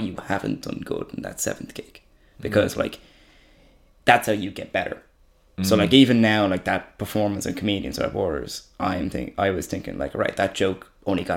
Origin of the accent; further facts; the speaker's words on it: Ireland; I'm from fucking Wicklow.